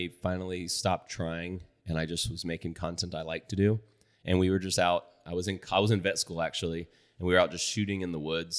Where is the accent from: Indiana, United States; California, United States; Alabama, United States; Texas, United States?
Texas, United States; Boerne; born or raised there